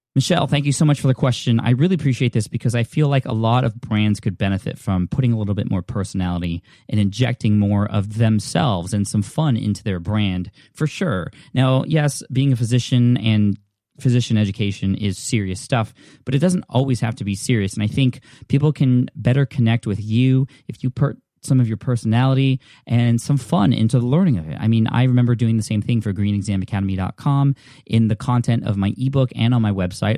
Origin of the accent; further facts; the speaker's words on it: California, United States; I'm from California